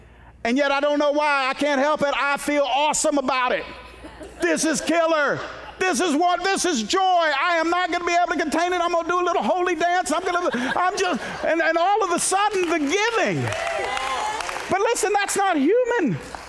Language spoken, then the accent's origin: English; Miami, Florida, United States; born there; I was born in Miami, Florida, June 16th, 1970, in Homestead Air Force Base.